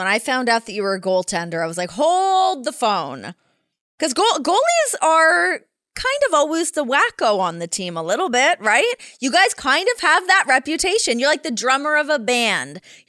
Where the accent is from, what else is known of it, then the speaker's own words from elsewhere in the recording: Canada; I mean, for any kid growing up in Canada, I wanted to play in the NHL.